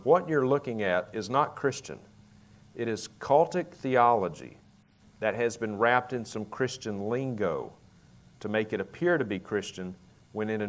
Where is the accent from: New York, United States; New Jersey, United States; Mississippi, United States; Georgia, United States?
Mississippi, United States; Vicksburg; accent: southern; moved away as an adult; now in Idaho, United States; my hometown at the time of Vicksburg, Mississippi